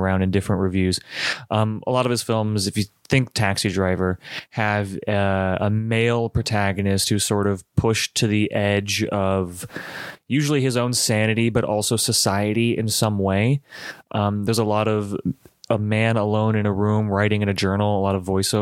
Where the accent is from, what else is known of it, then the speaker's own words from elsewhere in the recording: United States; I'm so American